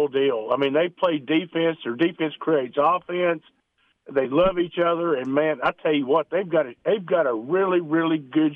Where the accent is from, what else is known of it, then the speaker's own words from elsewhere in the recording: Kentucky, United States; now in Meridian, United States; I'm originally from Kentucky, so I'm a big UK fan.